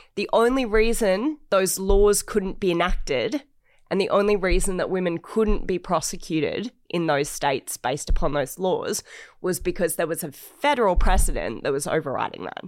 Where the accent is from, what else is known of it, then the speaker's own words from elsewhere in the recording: Australia; I'm obviously an Australian